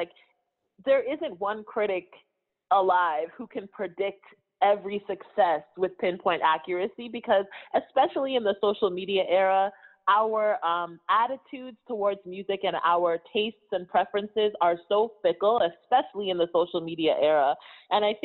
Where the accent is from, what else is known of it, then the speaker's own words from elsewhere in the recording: Toronto, Ontario, Canada; also born or lived in London, Ontario; Born and raised in Toronto. I lived in London, Ontario for about, I want to say 6 or 7 years